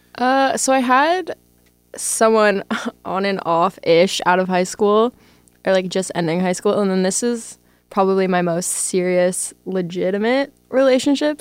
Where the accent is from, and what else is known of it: Aurora, Ontario, Canada; moved away as an adult; now in Toronto, Canada